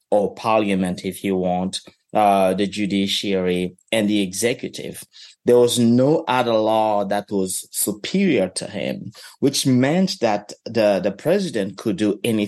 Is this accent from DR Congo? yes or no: yes; DR Congo; moved away as an adult; now in Kentucky, United States; somebody who was growing up in the Congo